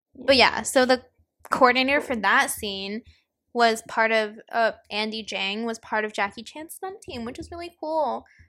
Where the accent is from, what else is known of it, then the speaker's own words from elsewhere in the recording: Hong Kong; now in United States; we grew up in Hong Kong